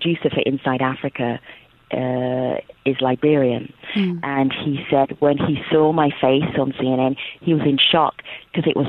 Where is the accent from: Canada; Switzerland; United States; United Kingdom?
United Kingdom; also born or lived in Nigeria; as a British person, also Nigerian, but as a British person